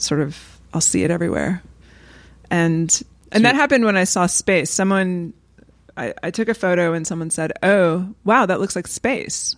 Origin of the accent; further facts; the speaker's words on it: the American South, United States; as a white Southerner